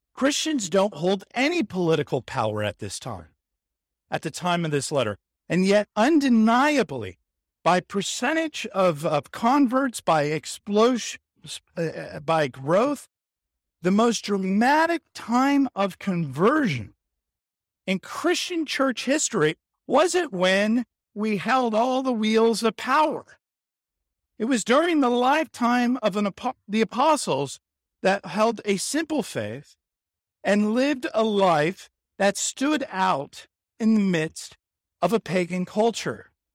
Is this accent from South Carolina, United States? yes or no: no; San Diego, California, United States; growing up in San Diego in the eighties